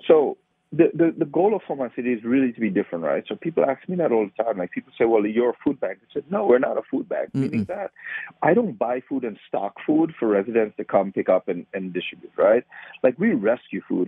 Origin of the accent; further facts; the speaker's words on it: Trinidad & Tobago; moved away as an adult; also born or lived in Baltimore, United States; now in United States; I grew up in Trinidad. I, I grew up around the sugarcane fields.